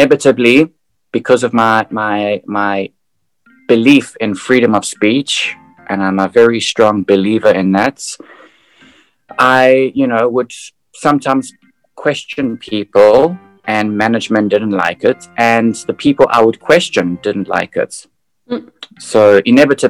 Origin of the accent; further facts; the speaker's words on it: South Africa; now in Amsterdam, Netherlands; I'm originally from South Africa